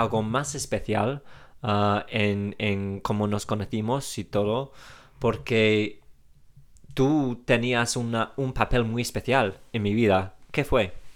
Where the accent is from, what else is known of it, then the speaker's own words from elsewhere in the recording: England, United Kingdom; Spanish is a second language; tenemos los ingleses